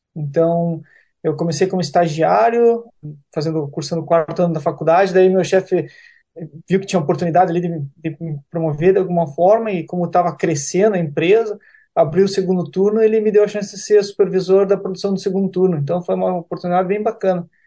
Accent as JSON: {"language": "Portuguese", "town": "Curitiba", "region": "Paraná", "country": "Brazil", "moved": "as an adult", "said": "Eu sou de Curitiba."}